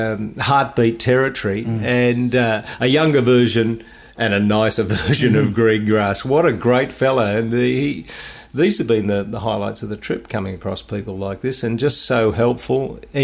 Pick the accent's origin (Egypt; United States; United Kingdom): United Kingdom; Sheffield, Yorkshire and the Humber; He said those in Leeds, they identify more as Yorkies than we do. We're from Sheffield.